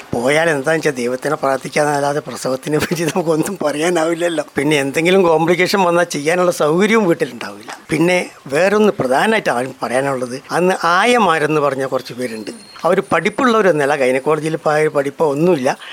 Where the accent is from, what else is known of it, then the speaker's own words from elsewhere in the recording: Kozhikode, Kerala, India; moved away as an adult; also born or lived in Wayanad; now in Mananthavady, India; ഞാനും സ്ഥിരമായിട്ട് വയനാട്ടുകാരനല്ല കോഴിക്കോട്ടുകാരനാണ്